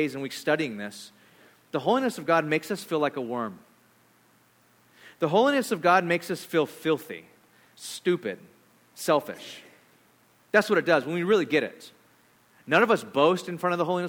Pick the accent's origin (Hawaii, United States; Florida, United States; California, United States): California, United States; I'm from California